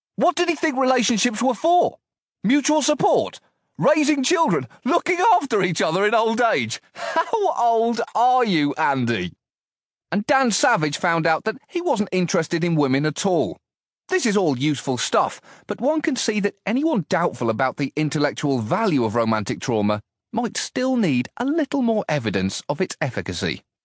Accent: United Kingdom; my role as a British citizen

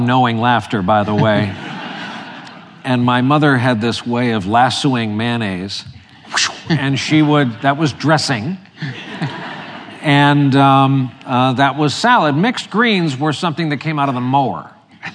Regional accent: Monmouth County, New Jersey, United States; also born or lived in Ocean County, New Jersey; While I grew up in Monmouth, we now have a home on the shore in Ocean County.

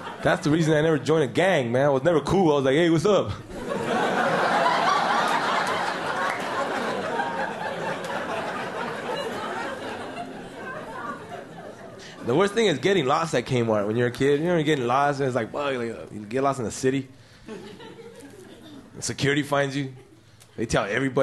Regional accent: Los Angeles, California, United States; also born or lived in Mexico; I grew up in East LA as a kid, man. My mom came here with like three kids, snuck in fair and square.

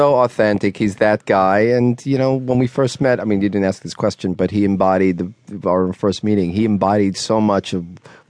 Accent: Dix Hills, New York, United States; a friend of mine I grew up with in Dix Hills, Long Island

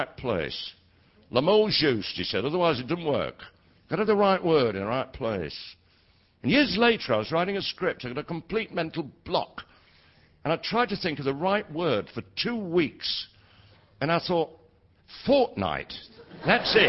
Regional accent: Leeds, Yorkshire and the Humber, United Kingdom; I was born in Leeds all those years ago.

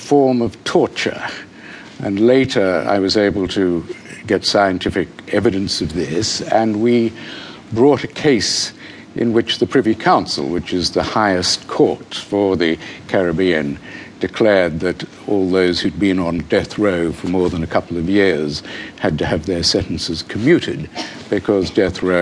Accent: Sydney, New South Wales, Australia; I grew up in Eastwood

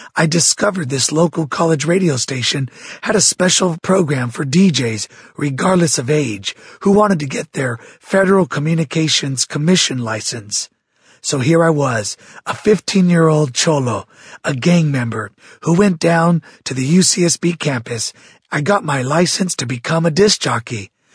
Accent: Santa Barbara, California, United States; I was raised in Santa Barbara, California, the youngest of six children

